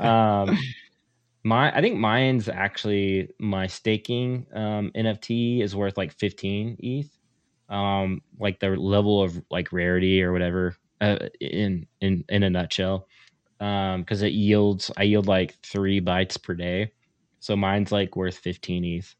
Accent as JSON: {"language": "English", "region": "Oklahoma", "country": "United States", "said": "I'm from Oklahoma"}